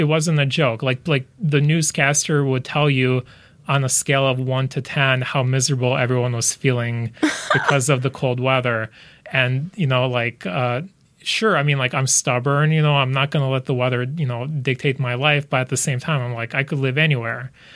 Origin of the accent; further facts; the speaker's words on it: United States; also born or lived in Lithuania; I grew up in the U S